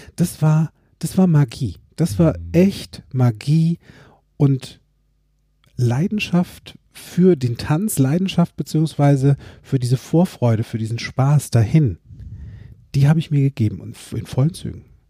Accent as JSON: {"language": "German", "town": "Limburg an der Lahn", "region": "Hesse", "country": "Germany", "tie": "born or raised there", "said": "Tanzzentrum Josateur in Limburg, wo ich groß geworden bin"}